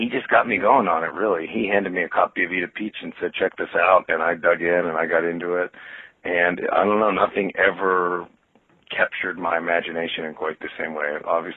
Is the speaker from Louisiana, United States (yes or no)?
no; Pittsburgh, Pennsylvania, United States; now in Maplewood, United States; I grew up in Squirrel Hill